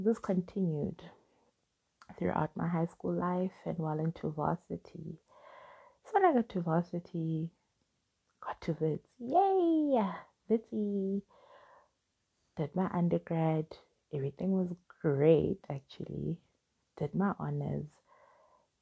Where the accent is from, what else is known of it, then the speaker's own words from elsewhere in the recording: Soweto, Gauteng, South Africa; I grew up in Soweto, I was raised by a single mom